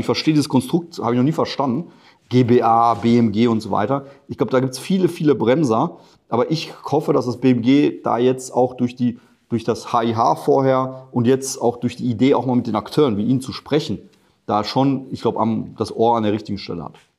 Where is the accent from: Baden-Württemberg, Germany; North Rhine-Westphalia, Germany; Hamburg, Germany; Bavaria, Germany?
North Rhine-Westphalia, Germany; Ruhr area; also born or lived in Poland; ich komme aus dem Ruhrgebiet